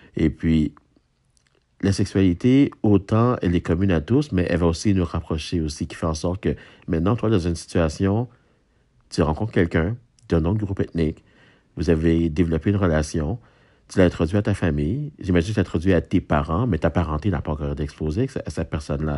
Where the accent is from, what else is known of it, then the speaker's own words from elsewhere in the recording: Haiti; now in Quebec, Canada; je suis haïtien moi-même